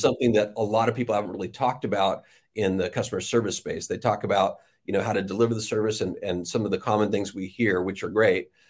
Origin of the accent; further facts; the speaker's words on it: Riverside, California, United States; I was born in Riverside, California, and didn't wander far from, uh, Riverside.